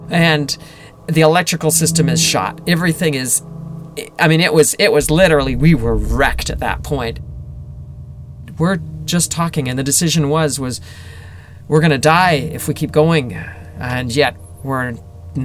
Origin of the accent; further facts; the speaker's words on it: Victoria, British Columbia, Canada; We can see the lights of Victoria. They're all spread out. I mean, that's it. That's my hometown.